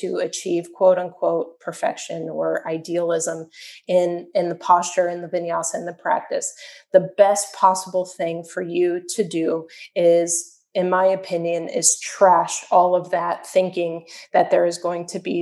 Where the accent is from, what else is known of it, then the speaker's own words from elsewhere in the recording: Chicago, Illinois, United States; now in Miami, United States; I'm from Chicago. I'm from a very, very cold place.